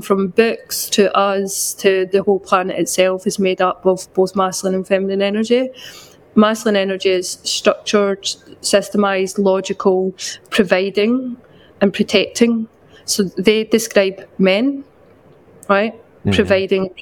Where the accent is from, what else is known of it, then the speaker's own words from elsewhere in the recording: west coast of Scotland, United Kingdom; now in London, United Kingdom; I'm from a very small town on the west coast of Scotland, but I currently live in London